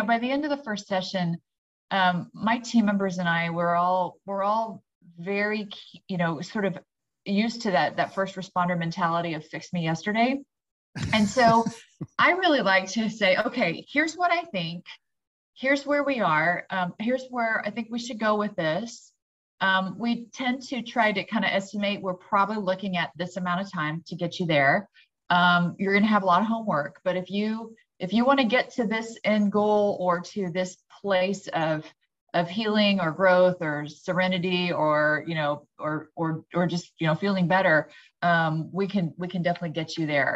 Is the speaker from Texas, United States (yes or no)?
yes; Austin, Texas, United States; I am from the Austin, Texas area